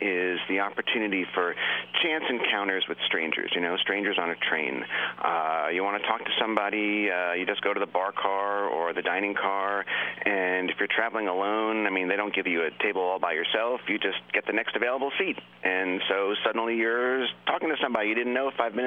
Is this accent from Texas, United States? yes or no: no; Long Island, New York, United States; I grew up on Long Island, and I could walk to the train station